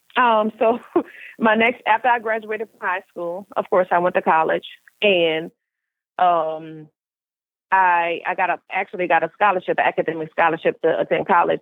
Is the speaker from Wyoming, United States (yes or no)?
no; New Orleans, Louisiana, United States; now in Houston, United States; I am originally from New Orleans, Louisiana, but of course, currently I reside in Houston, Texas.